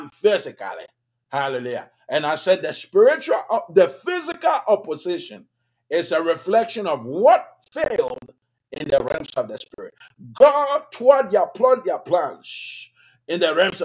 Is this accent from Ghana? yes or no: yes; Ghana; moved away as an adult; now in United States; my home country, Ghana